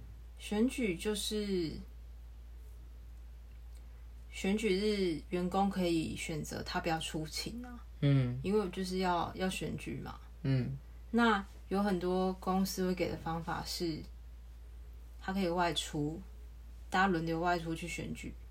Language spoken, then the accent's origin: Chinese; Taiwan; 因为我们台湾人都把政治想得很